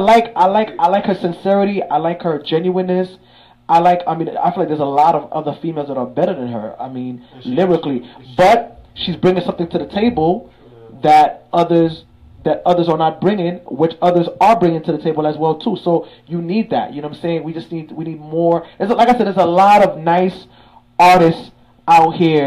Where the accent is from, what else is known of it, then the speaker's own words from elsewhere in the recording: New York City, New York, United States; two Haitian black brothers, young, you feel me? One came from the Floss, I came from Crown Heights